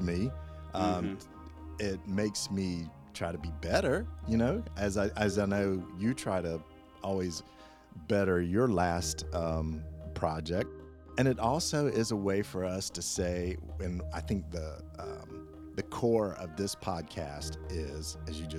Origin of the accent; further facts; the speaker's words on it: the South, United States; I am from the South